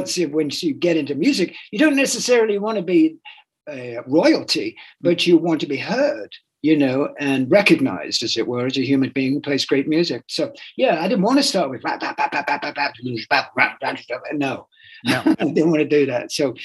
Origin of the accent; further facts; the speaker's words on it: England, United Kingdom; I'm English, I'm a Buddhist, and I love, you know, vegan food and heroin